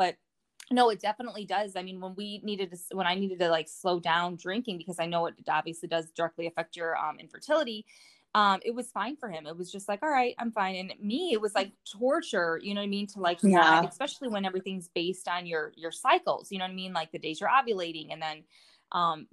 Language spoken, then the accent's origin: English; Northwest Indiana, United States; now in Colorado, United States; I'm 35 and from Northwest Indiana